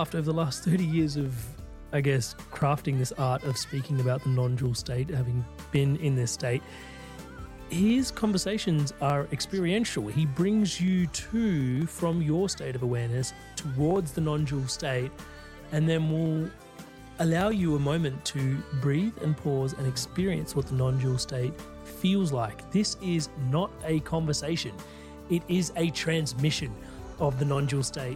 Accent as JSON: {"language": "English", "country": "India", "said": "I'm Indian"}